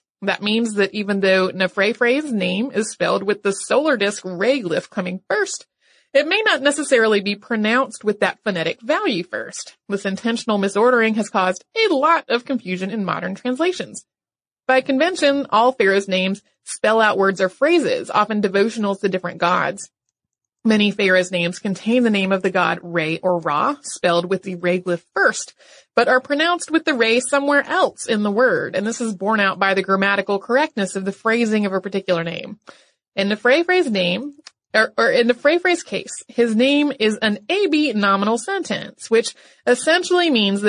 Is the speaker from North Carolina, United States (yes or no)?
yes; North Carolina, United States; the history of my home state, which is North Carolina.